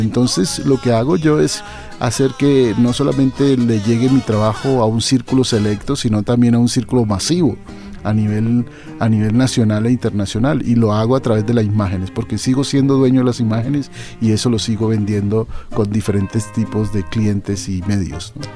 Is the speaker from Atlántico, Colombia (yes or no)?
no; Cali, Valle del Cauca, Colombia; moved away as an adult; now in United States; Originalmente yo nací en, Cali. en la ciudad de Cali. Estuve durante toda mi adolescencia en Cali, pero ya después salí del país hace en los años 90